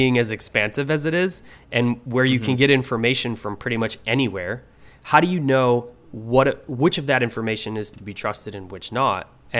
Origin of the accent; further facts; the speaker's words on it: Buffalo, New York, United States; I was a chiropractor from Buffalo, New York.